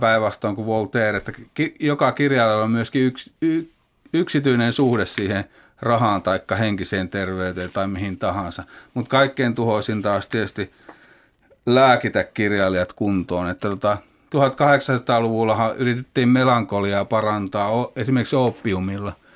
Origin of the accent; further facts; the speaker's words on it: Kokkola, Central Ostrobothnia, Finland; Kasvoin Kokkolassa